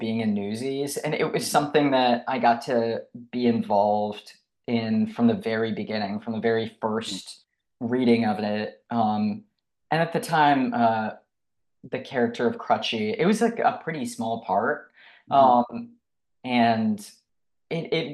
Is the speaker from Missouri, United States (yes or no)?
no; Detroit, Michigan, United States; I have tremendous pride for my home state and for my home city of Detroit